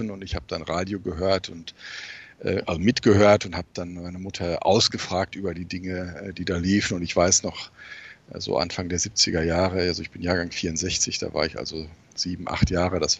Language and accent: German; North Rhine-Westphalia, Germany; Nein, meine Heimat ist das äh, wunderschöne Hochsauerland.